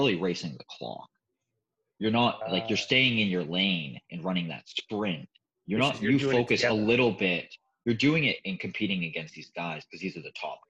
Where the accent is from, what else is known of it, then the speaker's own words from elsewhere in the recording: Boston, Massachusetts, United States; moved away; I'm from Boston, Massachusetts. Like I was born in the United States